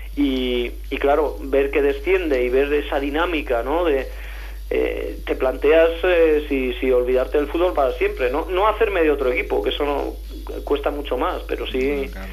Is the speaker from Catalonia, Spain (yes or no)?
no; Valladolid, Castile and León, Spain; moved away as an adult; now in Madrid, Spain; como yo me he criado en Valladolid, en mi infancia, adolescencia en Valladolid